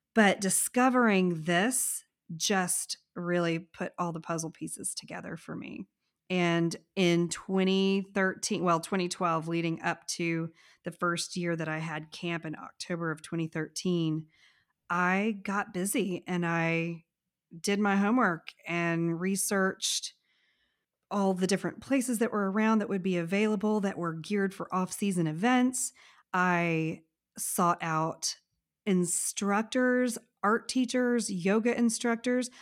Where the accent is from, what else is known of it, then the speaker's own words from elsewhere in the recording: Texas, United States; I am from Texas